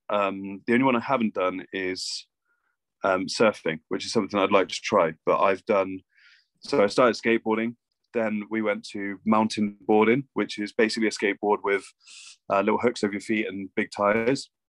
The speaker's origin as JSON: {"language": "English", "town": "Bath", "region": "South West England", "country": "United Kingdom", "said": "I'm actually from Bath"}